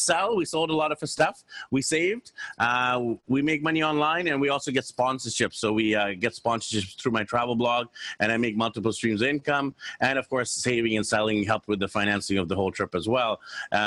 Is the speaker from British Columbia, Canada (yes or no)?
yes; Vancouver, British Columbia, Canada; moved away as an adult; So I'm from Vancouver, BC, Canada. I'm happily married to my wife, Anne, and we have three wonderful kids. And growing up in Vancouver